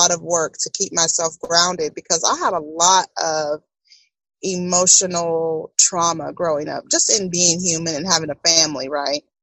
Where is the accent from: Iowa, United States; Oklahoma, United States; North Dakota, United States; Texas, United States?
Texas, United States; Tomball; I came from Tomball.